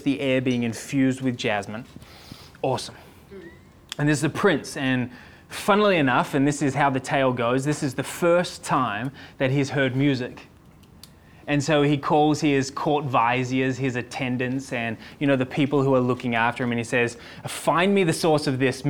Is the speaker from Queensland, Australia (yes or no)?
no; Sydney, New South Wales, Australia; I'm from Sydney.